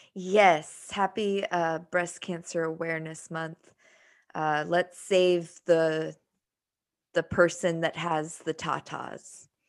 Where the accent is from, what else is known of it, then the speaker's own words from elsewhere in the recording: United States; I'm American